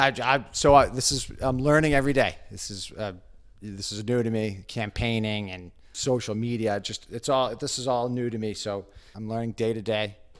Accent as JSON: {"language": "English", "town": "Hanover", "region": "Massachusetts", "country": "United States", "tie": "born or raised there", "moved": "as an adult", "lives_now": "Westwood, United States", "said": "I grew up in Hanover, Massachusetts"}